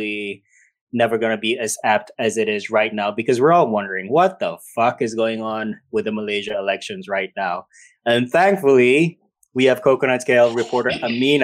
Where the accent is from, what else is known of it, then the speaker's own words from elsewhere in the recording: Qatar; moved away; I grew up in Qatar.